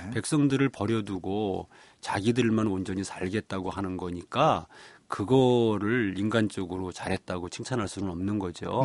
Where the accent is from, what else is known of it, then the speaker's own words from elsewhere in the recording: Ganghwa, Incheon, South Korea; 저는 강화에서 태어났고 자랐고 또 지금 살고 있습니다